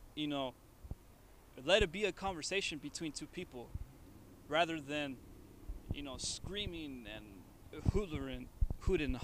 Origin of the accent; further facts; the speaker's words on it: United States; me and him, we're Americans. We were born here, but we come from Mexican backgrounds